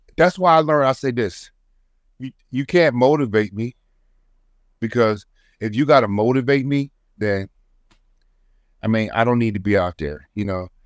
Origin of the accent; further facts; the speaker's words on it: Trenton, New Jersey, United States; I'm from Trenton, New Jersey